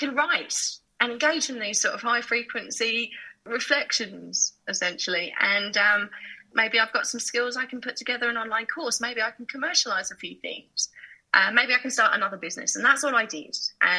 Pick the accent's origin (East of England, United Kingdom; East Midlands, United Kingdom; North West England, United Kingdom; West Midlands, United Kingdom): East of England, United Kingdom; Harlow; So my mum is Chinese Malaysian. My dad is Anglo-Burmese. And I was born in England. So I grew up on the borders of Essex and Hertfordshire, from a town called Harlow in Essex, which some people call the armpit of Essex